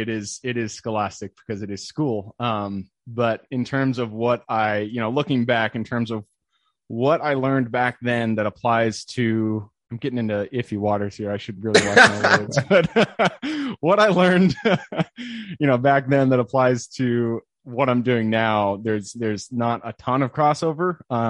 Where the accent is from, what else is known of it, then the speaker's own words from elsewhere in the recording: Enumclaw, Washington, United States; So I'm from Washington, sunny Seattle. I'm actually from a little town called Enumclaw, which, you know, if you're not from here, you haven't heard of it, but it's about 45 minutes southeast of Seattle.